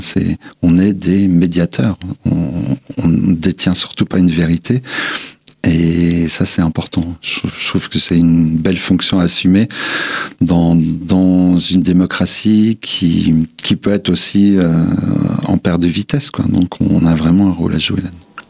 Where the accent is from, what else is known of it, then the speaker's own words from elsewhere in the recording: Nancy, Grand Est, France; also born or lived in Vosges / Brazil; Les racines sont vosgiennes, mais je suis né à Nancy